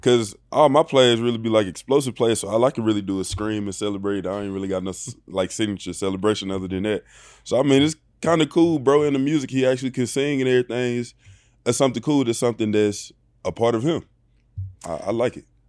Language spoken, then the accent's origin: English; Bruce, Mississippi, United States; moved away as an adult; also born or lived in Texas; now in Los Angeles, United States; born and raised in, uh, Bruce, Mississippi